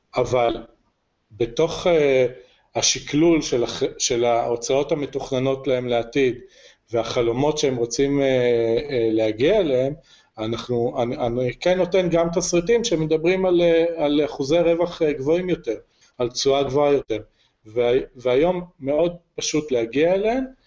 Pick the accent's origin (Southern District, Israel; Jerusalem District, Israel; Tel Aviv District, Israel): Jerusalem District, Israel; Jerusalem; also born or lived in Kfar Saba / Rosh HaAyin; now in Harish, Israel; אני אה, ירושלמי ואשתי כפר סבאית